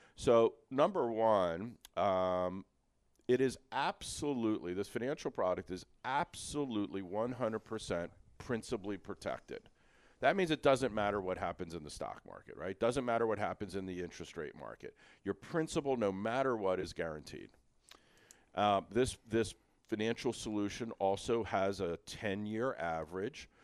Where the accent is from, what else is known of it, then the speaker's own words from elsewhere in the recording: Philadelphia, Pennsylvania, United States; I'm old school. I'm from Feltonville